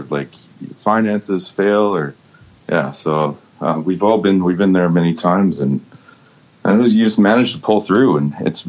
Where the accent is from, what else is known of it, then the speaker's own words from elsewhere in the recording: Vancouver, British Columbia, Canada; I was born and raised in Vancouver